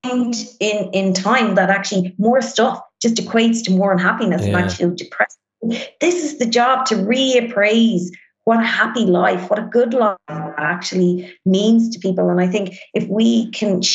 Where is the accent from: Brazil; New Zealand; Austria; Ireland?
Ireland; we as Irish people really have kind of grown up in this consumerist society